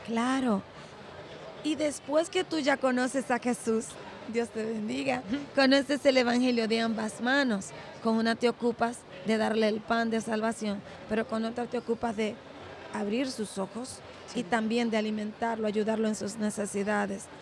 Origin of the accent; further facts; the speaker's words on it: Dominican Republic; Yo soy la única dominicana